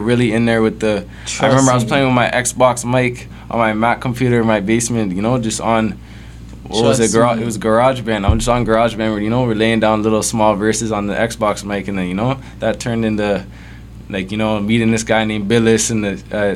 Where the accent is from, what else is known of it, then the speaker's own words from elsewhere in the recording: East End, Durham, Ontario, Canada; I'm just from the East End, you know, just kind of Durham artist type shit